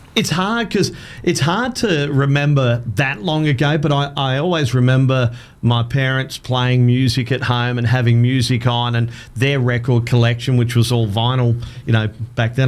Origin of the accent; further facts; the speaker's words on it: Adelaide, South Australia, Australia; moved away as an adult; now in Townsville, Australia; I grew up in Adelaide